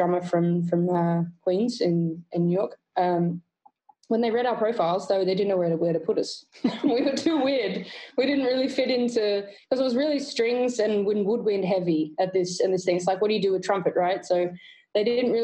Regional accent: Australia; being Australian

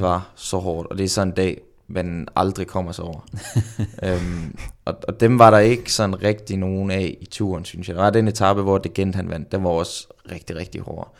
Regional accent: Randers, Central Denmark Region, Denmark; moved away as an adult; now in Girona, Spain; i Randers hjemme i Randers

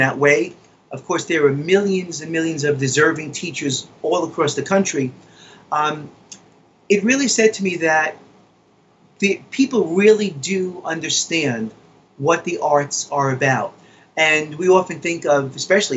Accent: New York City, New York, United States; I'm a kid from the Bronx. Grew up playing stickball and football

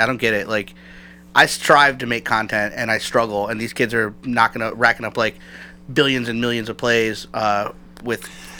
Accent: Peabody, Massachusetts, United States; I grew up in Peabody

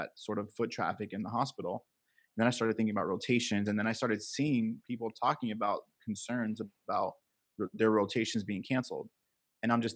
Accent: Miami, Florida, United States; also born or lived in New Jersey; I'm from Miami, Florida. I was raised here. I can't say born and raised because I was born in New Jersey, but I moved to Miami when I was one. Raised in Miami, pretty much knew this my whole life

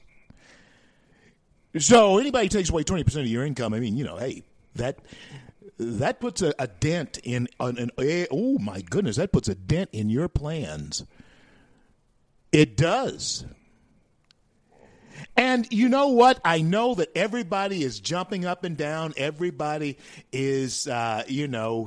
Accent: Louisiana, United States; moved away; my home state of Louisiana

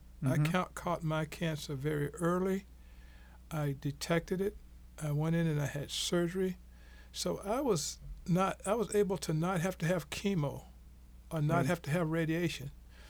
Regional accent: Mexico; But I come from Mexico.

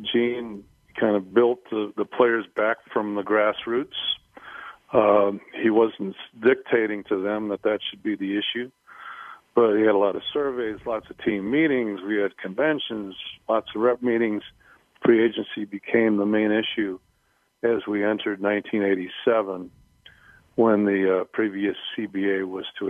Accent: Wisconsin, United States; moved away as an adult; also born or lived in Washington; I grew up in Wisconsin, went undergrad there and to law school

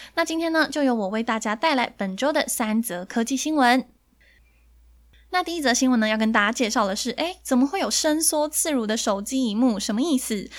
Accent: Taiwan; 我们台湾人

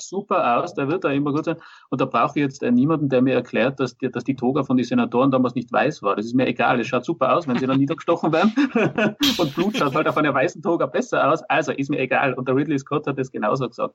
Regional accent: Austria; bei uns in Österreich

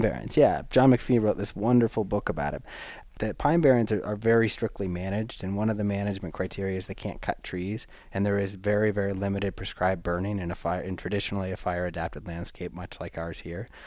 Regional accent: the Northwest, Pacific Northwest, United States; now in Los Alamos, United States; I'm from the Northwest. I'm familiar with the look and feel of clear cuts

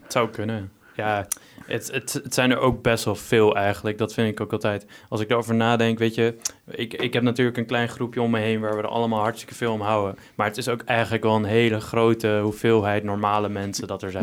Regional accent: Texel, North Holland, Netherlands; moved away as an adult; now in Arnhem, Netherlands; ik kom van Texel en ik ben daar gewoon gewend om veel stille natuur om me heen te hebben

